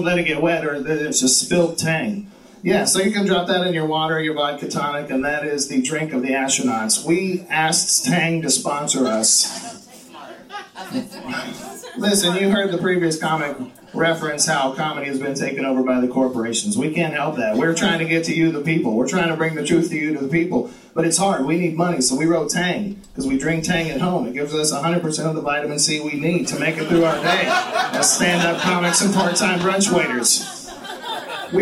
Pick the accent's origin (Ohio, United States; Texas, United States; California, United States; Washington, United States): Texas, United States; moved away; I am from the great state of Texas